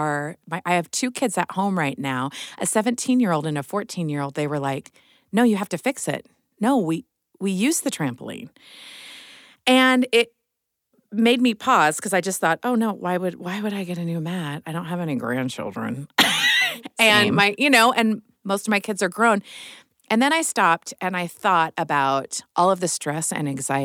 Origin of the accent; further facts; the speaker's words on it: Midwest, United States; moved away; I'm from the Midwest